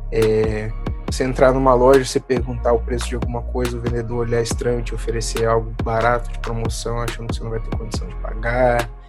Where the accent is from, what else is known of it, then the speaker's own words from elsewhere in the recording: Serra, Espírito Santo, Brazil; eu sou de Serra